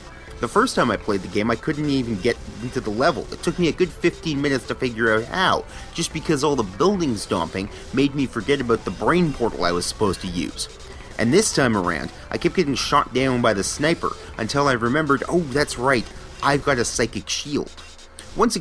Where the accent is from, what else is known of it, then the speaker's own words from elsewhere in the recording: Canada; I'm Canadian